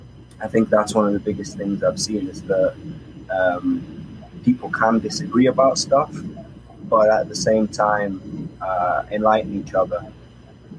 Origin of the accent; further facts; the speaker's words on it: Manchester, North West England, United Kingdom; moved away as an adult; now in Israel; I'm from Manchester, England, originally. I've lived in Israel now 4 years, actually, this month